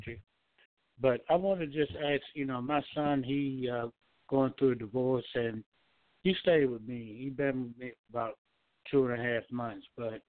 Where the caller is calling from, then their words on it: Georgia, United States; Hi, this is … I'm calling from Georgia.